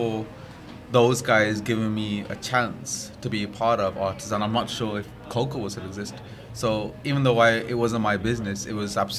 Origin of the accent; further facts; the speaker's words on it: Alum Rock, West Midlands, United Kingdom; I was born in Alam Rock. I went to school in Alam Rock. I still live in Alam Rock. My family are in Alam Rock.